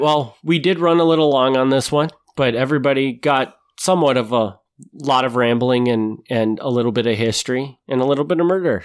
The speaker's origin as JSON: {"language": "English", "town": "Kaukauna", "region": "Wisconsin", "country": "United States", "tie": "born or raised there"}